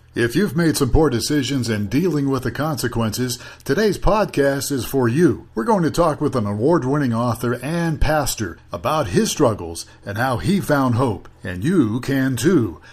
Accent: Youngstown, Ohio, United States; which is where I'm from. I'm from Youngstown

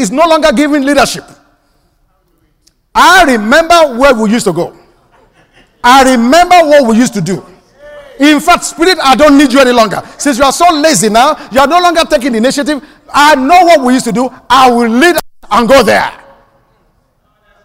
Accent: Nigeria; now in United States; In my home country

